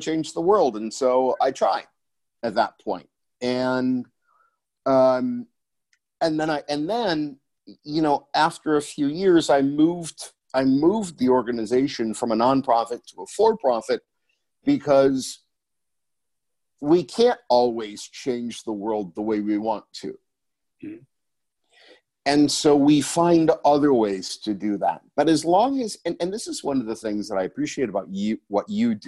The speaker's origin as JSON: {"language": "English", "town": "Scranton", "region": "Pennsylvania", "country": "United States", "said": "I come from Scranton, Pennsylvania"}